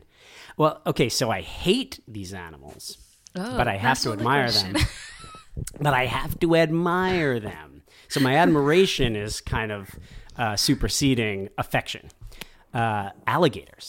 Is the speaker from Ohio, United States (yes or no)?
no; Miami, Florida, United States; moved away as an adult; I grew up in Miami